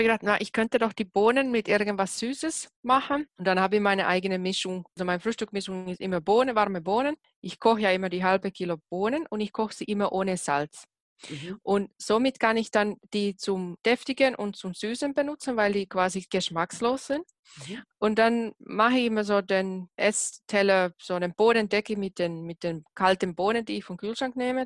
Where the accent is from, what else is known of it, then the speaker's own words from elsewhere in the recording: Finland; moved away; ich komme ja aus Finnland